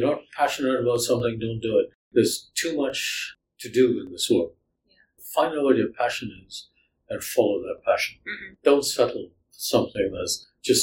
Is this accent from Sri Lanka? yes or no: yes; Sri Lanka; now in Canada; I grew up in Sri Lanka